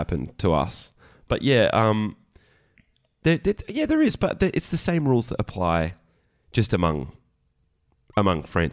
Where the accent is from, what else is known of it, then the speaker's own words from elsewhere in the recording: Queensland, Australia; I'm from Queensland